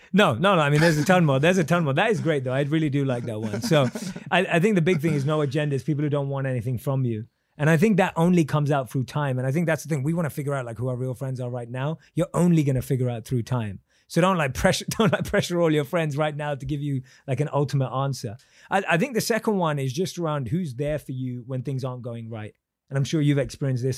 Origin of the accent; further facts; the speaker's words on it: London, United Kingdom; born and raised in London